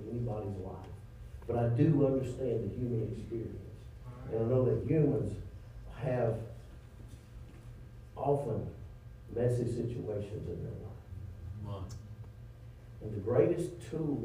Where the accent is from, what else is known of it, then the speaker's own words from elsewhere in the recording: Louisiana, United States; I am from Louisiana